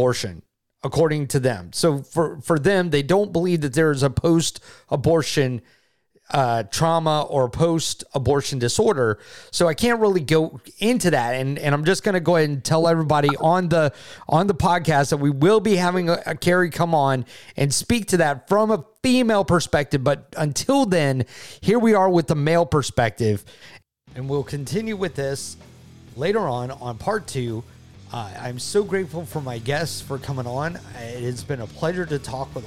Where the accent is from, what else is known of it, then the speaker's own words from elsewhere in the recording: Redan, Georgia, United States; I'm from Redan.